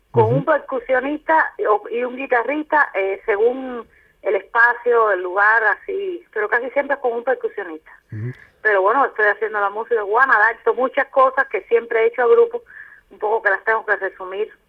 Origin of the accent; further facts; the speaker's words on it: Cuba; moved away as an adult; porque de hace siete, ocho meses salí de Cuba y se me han presentado algunas cosas de trabajo por aquí, bueno, pues sigo, sigo caminando por esta isla y bueno, de isla a isla es como si estuviera en casa también.